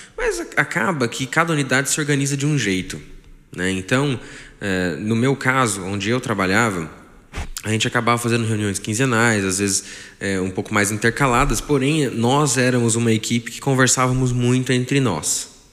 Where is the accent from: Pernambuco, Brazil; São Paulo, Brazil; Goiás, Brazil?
São Paulo, Brazil; Taubaté; Sou de Taubaté, nascido aqui